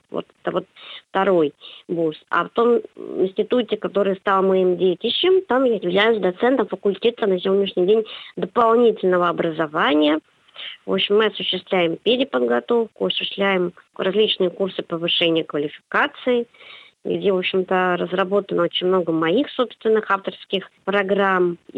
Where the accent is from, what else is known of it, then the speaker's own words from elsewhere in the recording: Saint Petersburg, Russia; born there; Это свидетельство того, что я родилась в городе-герой Ленинград тогда еще Ленинград